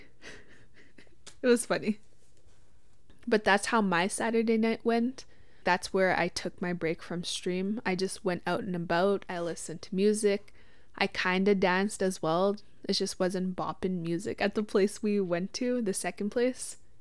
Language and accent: English; Witchekan Lake First Nation, Saskatchewan, Canada; I'm from Wichita Lake First Nation.